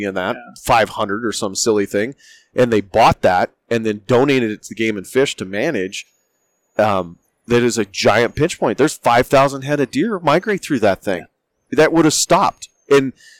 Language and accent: English; Jackson, Wyoming, United States; moved away; when we were growing up in Jackson, it was a small, small town.